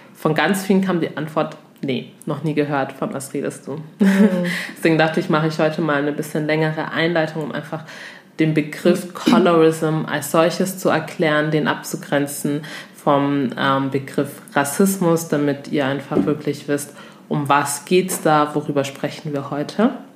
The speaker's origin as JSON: {"language": "German", "country": "Togo", "said": "ich komme zum Beispiel aus Togo"}